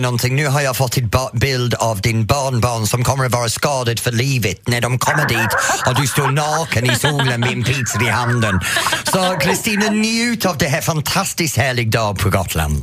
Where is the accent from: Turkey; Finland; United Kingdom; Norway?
United Kingdom; England; Swedish is a second language; now in Sweden; som engelsman, eller som jag måste säga, som före detta engelsman, för jag är faktiskt svensk medborgare nu